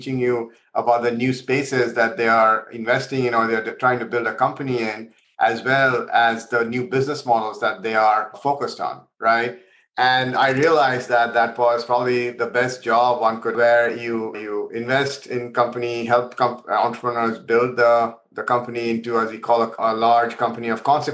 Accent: India; moved away as an adult; also born or lived in Providence, United States; now in San Francisco, United States; I actually grew up in India and I came to the US to do my undergrad at Brown

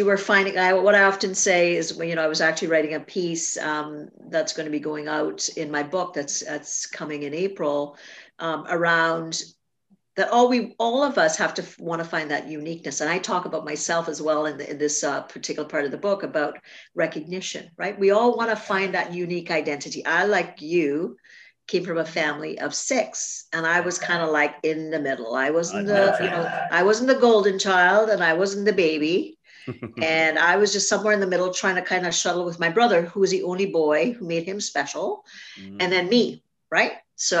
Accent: Canada; I'm Canadian.

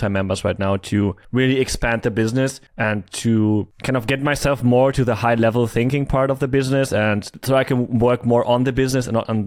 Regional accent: Germany; moved away; also born or lived in Thailand / Cyprus; I'm from Germany

